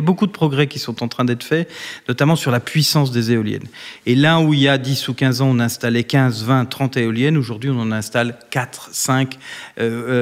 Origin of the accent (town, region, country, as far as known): Bourgogne-Franche-Comté, France; now in Paris, France